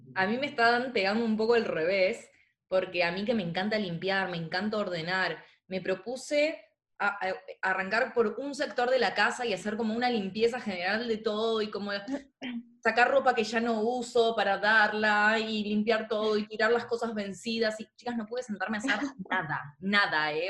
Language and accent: Spanish; Argentina; como argentinos